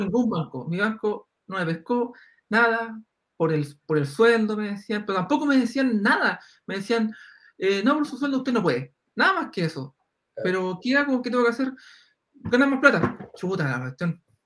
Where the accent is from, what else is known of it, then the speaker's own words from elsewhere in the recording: Concepción, Biobío, Chile; yo soy de Concepción